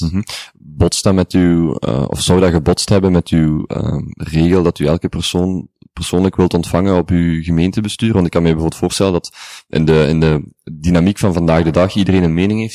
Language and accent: Dutch; Genk, Flanders, Belgium; ik ben van Genk